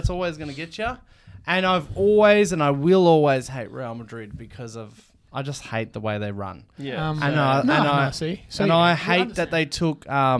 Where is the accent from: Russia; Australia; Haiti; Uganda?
Australia; we're not from England. We're from Australia. That's where we're recording from.